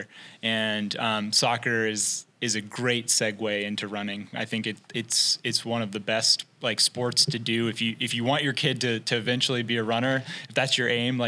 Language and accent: English; Tennessee, United States; moved away as an adult; also born or lived in Washington, D.C.; now in Portland, United States; growing up in Tennessee